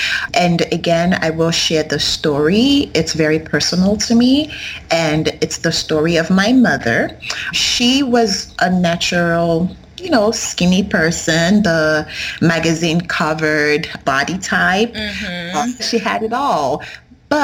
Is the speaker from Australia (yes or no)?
no; Nigeria; I am a Yoruba person. I am from the Yoruba tribe.